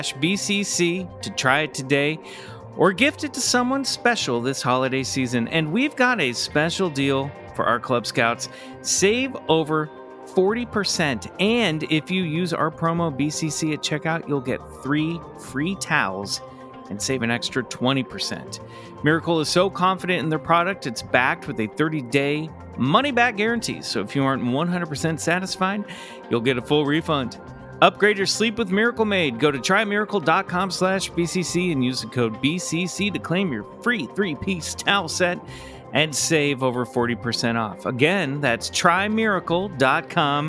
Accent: Kansas, United States; I grew up in Kansas. I grew up in Kansas.

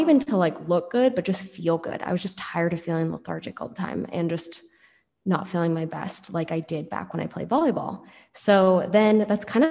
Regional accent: Seattle, Washington, United States; So I'm from Seattle, grew up in Seattle

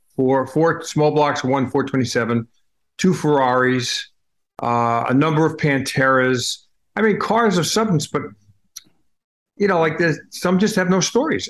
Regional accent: Holbrook, New York, United States; as a kid growing up in Long Island

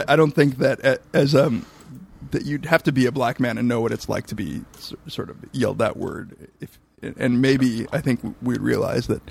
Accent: Southern California, United States; I'm not Mexican, but I grew up in Southern California

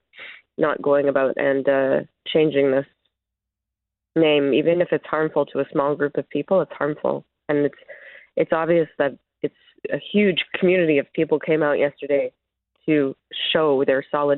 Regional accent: Winnipeg, Manitoba, Canada; I'm from Treaty One territory in Winnipeg, Manitoba

